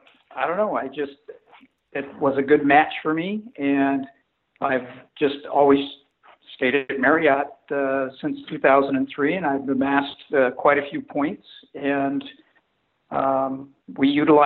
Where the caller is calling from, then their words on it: Mount Pleasant, Michigan, United States; Well, today I'm calling from Mount Pleasant, Michigan.